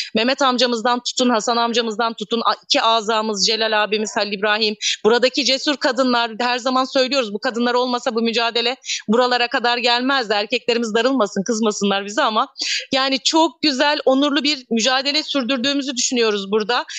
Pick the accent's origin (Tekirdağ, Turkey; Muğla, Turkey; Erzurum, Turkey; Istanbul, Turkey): Muğla, Turkey; İkizköy; moved away as an adult; also born or lived in Bodrum / Milas; Aslında doğup büyüdüğüm yerdeyim ben yine.